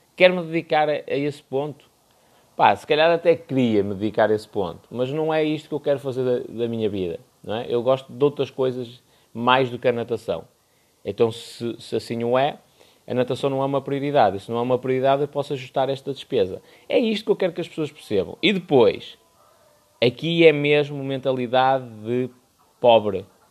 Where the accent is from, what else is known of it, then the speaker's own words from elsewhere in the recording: Porto, Norte, Portugal; eu sou do Porto